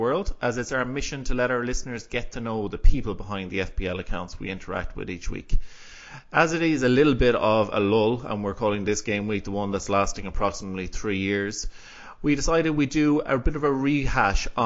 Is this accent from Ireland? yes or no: yes; Galway, Connacht, Ireland; also born or lived in Athenry; I live in Athenry, so I'm from Galway in Ireland, so on the west coast of Ireland